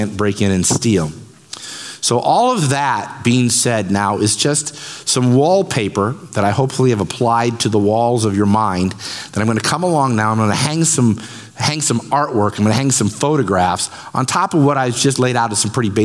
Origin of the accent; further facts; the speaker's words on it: Central Illinois, United States; I have corn and beans in my blood. I was born in Bloomington, Pekin, Peoria, Springfield